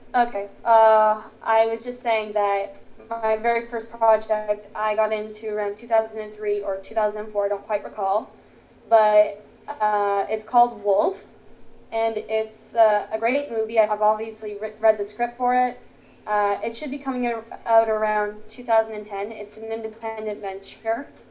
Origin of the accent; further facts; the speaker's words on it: Toronto, Ontario, Canada; I am from Canada, Toronto. Very nice place